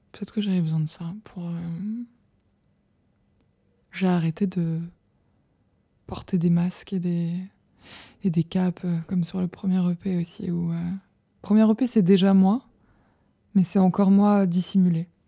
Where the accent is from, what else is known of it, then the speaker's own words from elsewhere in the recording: southern France, France; accent: southern French; ma mère a mal vécu le fait que je perde mon accent du sud.